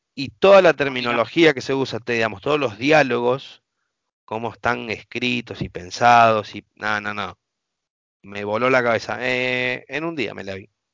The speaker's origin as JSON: {"language": "Spanish", "country": "Argentina", "said": "como todo argentino"}